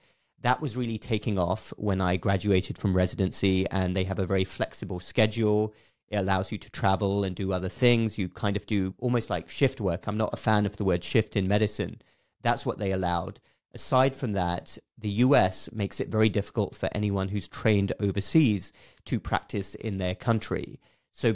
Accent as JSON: {"language": "English", "region": "South East England", "country": "United Kingdom", "tie": "born or raised there", "moved": "as an adult", "lives_now": "United States", "said": "And I grew up in England, southeast of England."}